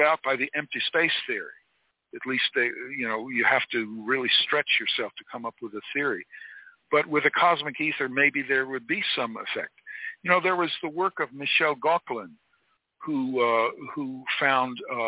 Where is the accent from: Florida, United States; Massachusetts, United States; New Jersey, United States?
Florida, United States; I grew up in Florida